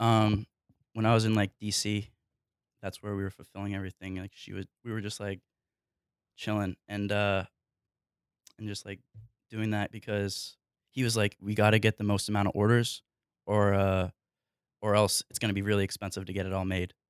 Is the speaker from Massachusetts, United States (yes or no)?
no; New Hampshire, United States; I grew up, I grew up in New Hampshire